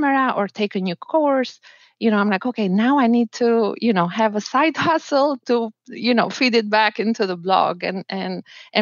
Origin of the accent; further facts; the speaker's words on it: Albania; moved away as an adult; also born or lived in New Zealand; now in Miami, United States; I'm from Albania and my husband is from Bolivia, but we got married in New Zealand